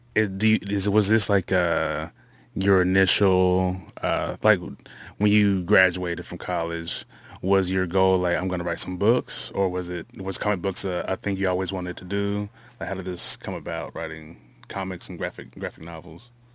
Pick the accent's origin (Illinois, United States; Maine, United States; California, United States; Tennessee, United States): Tennessee, United States; La Vergne; did part of my growing up in Laverne